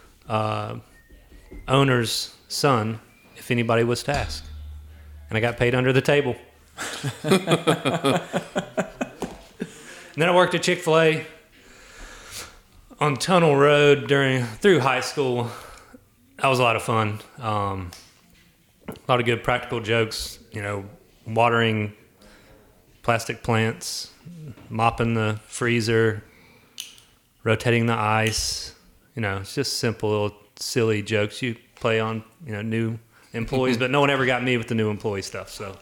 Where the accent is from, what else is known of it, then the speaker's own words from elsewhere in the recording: Black Mountain, North Carolina, United States; Grew up in Black Mountain